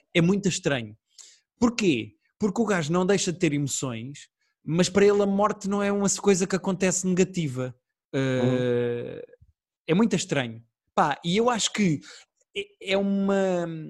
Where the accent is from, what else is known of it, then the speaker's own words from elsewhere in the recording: Portugal; Eu também sou português